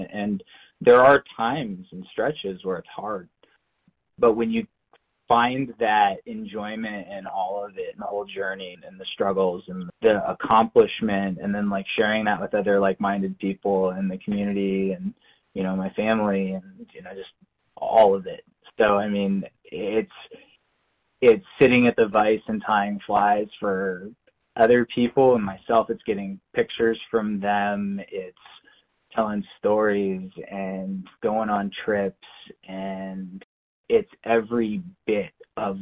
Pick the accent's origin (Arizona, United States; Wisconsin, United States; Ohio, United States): Wisconsin, United States; I grew up in Wisconsin